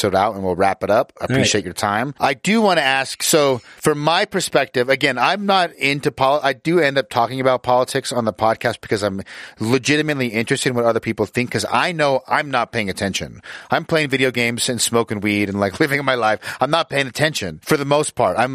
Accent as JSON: {"language": "English", "region": "Utah", "country": "United States", "tie": "born or raised there", "said": "I grew up in Utah, which is where I'm located"}